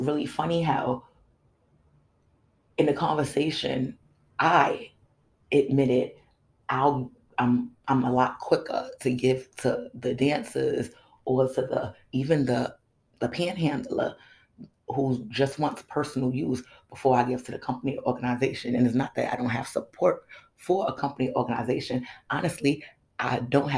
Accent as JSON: {"language": "English", "country": "United States", "said": "my pride in being an American"}